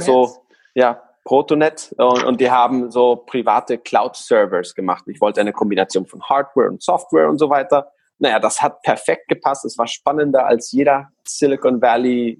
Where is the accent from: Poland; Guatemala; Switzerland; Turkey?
Guatemala; German is a second language; now in Hamburg, Germany; ich komme aus Guatemala und deswegen habe ich so einen komischen, ja, eine komische Grammatik und ab und zu mal eine komische äh, äh, Aussprache